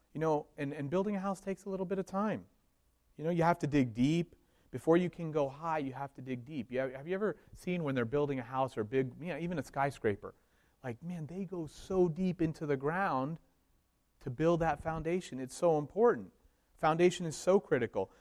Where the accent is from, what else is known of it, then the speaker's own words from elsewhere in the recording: Miami, Florida, United States; moved away; I grew up in Miami, Florida